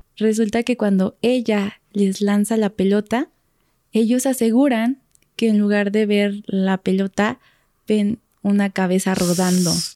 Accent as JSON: {"language": "Spanish", "town": "Toluca", "region": "State of Mexico", "country": "Mexico", "said": "yo soy de Toluca, está como 40 minutos de aquí"}